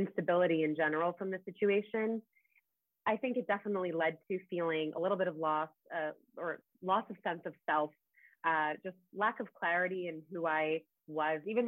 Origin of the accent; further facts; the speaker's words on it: United States; I was born here in the States, but they had immigrated here from overseas